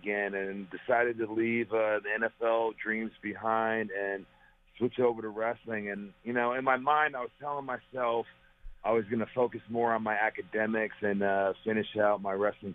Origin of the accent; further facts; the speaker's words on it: Perry, Oklahoma, United States; Growing up in Perry, Oklahoma, there's not a lot going on